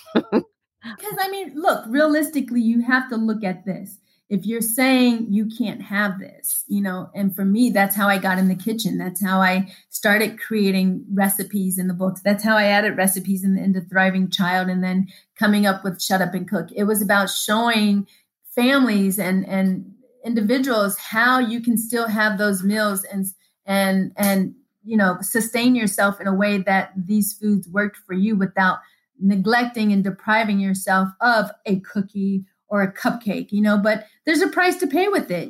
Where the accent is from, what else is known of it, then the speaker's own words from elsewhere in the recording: Denver, Colorado, United States; I was raised in Denver